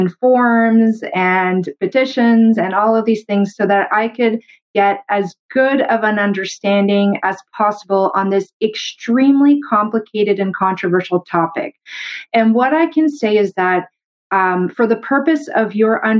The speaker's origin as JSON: {"language": "English", "country": "Canada", "said": "I'm a Canadian medical doctor"}